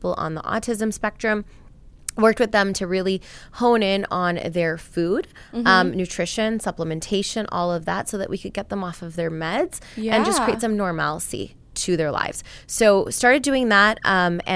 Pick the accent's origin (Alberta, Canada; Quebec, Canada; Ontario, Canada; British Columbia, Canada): Alberta, Canada; Edmonton; moved away as an adult; now in Houston, United States; initially born and raised in Edmonton, Alberta